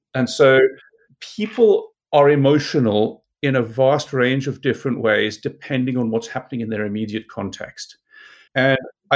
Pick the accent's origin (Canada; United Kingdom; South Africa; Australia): South Africa; moved away as an adult; I grew up in South Africa